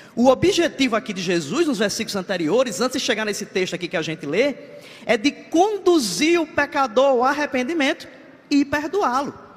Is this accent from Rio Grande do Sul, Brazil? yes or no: no; Ceará, Brazil; moved away as an adult; now in João Pessoa, Brazil; eu não sou, eu não sou paraibano, eu sou cearense